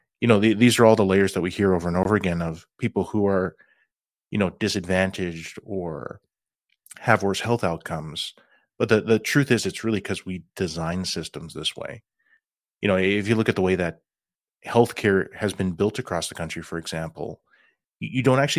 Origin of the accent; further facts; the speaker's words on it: Regina, Saskatchewan, Canada; I grew up in Regina, Saskatchewan, you know, homeland of the Métis. I can trace my ancestry back to Red River.